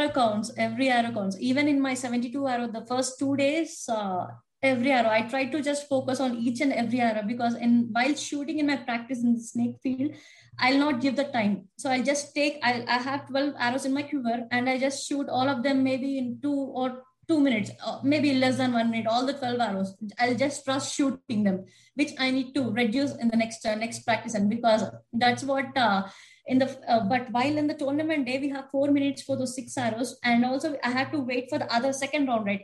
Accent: India; also born or lived in Washington State; now in United States; I'm from originally from India

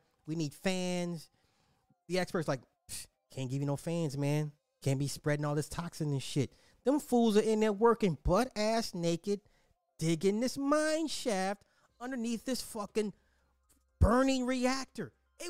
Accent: Cincinnati, Ohio, United States; I'm from Cincinnati and it was about 2 hours away and could smell the burning of whatever was for 2 days, but this is nothing new in the great state of Ohio.

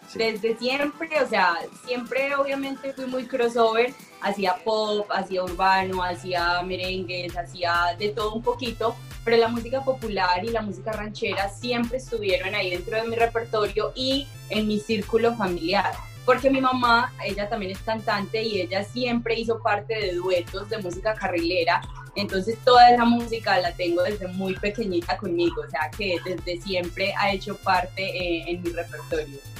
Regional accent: Colombia; como colombianos

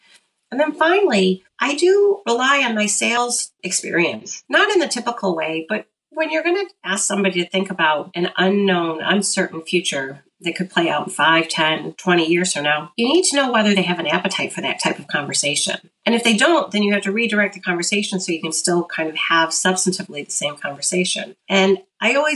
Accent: Detroit, Michigan, United States; I grew up in Metro Detroit

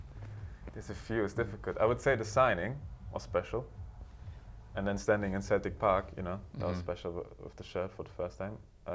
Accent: Berlin, Germany; English is a second language; the same club that I grew up in Berlin

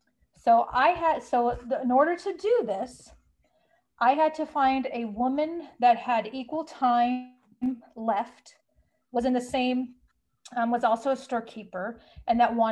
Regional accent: Bay Area, California, United States; I was born in California, raised in California in the Bay Area. Very diverse community that I grew up in.

